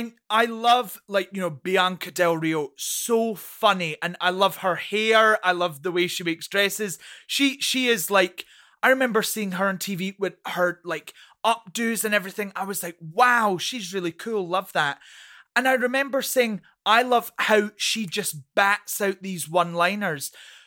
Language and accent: English; Scotland, United Kingdom; I come from the Scottish drag scene where there isn't a lot of money.